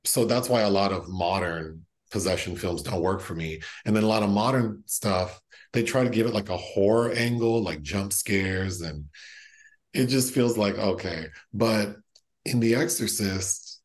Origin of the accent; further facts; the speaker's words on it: California, United States; born and raised in California